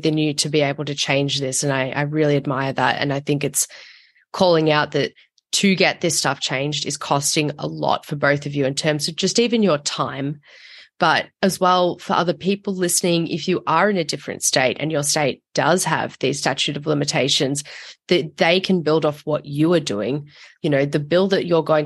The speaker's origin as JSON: {"language": "English", "country": "Australia", "said": "I'm from Australia"}